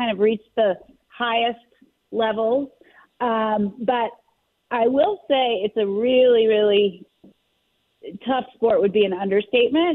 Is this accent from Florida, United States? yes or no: no; Philadelphia, Pennsylvania, United States; also born or lived in South Jersey; I was born in Philly, actually. I would consider myself Philly bred.